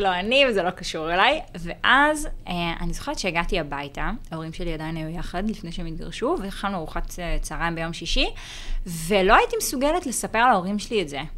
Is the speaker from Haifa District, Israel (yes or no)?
yes; Haifa, Haifa District, Israel; אני גדלתי בחיפה